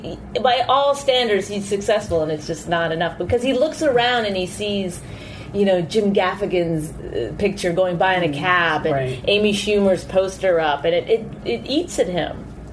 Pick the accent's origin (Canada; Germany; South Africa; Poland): Canada; I'm Canadian.